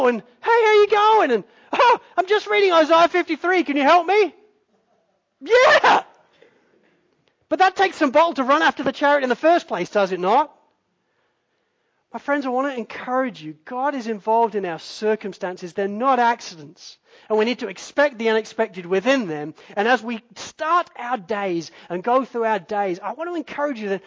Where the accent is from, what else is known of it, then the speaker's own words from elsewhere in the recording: Spalding, East Midlands, United Kingdom; the church that I grew up in Spalding